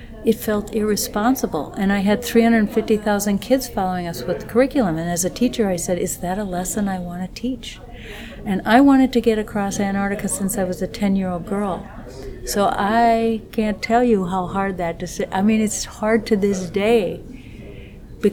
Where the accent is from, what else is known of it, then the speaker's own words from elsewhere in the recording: Minnesota, United States; I'm from Minnesota, and I'm an educator and explorer